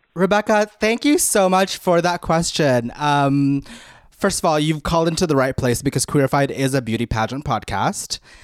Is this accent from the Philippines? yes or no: yes; Philippines; I grew up in the Philippines and my parents put me in, um, public speaking classes since I was four